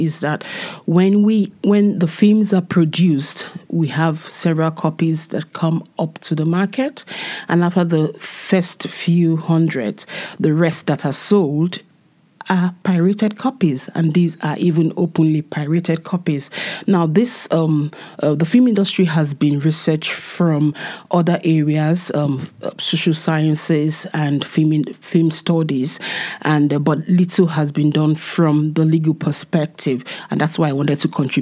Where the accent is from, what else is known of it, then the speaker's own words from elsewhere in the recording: Nigeria; moved away as an adult; now in Belfast, United Kingdom; I am from Nigeria and I am a second year PhD student here at Queen's